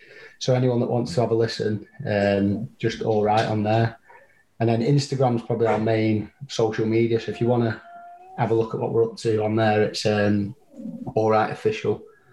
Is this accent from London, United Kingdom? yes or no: no; Blackpool, North West England, United Kingdom; We're from Blackpool.